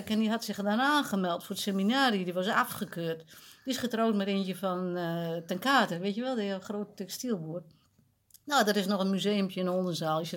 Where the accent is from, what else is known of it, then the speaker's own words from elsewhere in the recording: Overijssel, Netherlands; Ja, bij ons in Twente stemt niemand op die kwaas hoor.